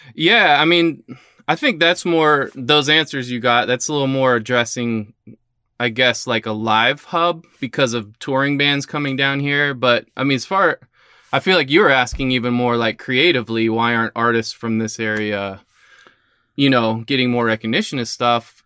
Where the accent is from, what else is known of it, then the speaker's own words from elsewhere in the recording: Lakeland, Florida, United States; also born or lived in St. Petersburg, Florida; I was born in Saint Pete and, uh, but have pretty much been raised in Lakeland.